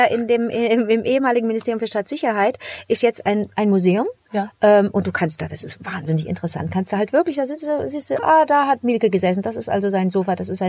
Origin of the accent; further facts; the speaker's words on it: West Germany, Germany; war aber auch natürlich für mich als Westdeutsche äh, äh, eine Geschichtsstunde